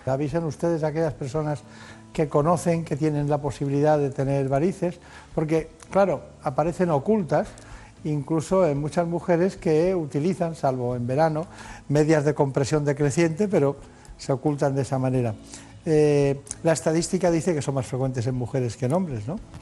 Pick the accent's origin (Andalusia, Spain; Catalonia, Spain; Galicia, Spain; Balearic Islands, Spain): Balearic Islands, Spain; Mallorca; en mi tierra, mi tierra en Mallorca